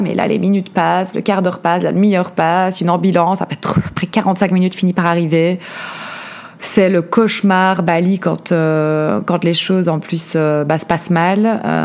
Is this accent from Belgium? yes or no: yes; Liège, Wallonia, Belgium; accent: Belgian; mon accent belge, donc je grandis en Belgique, à Liège comme je disais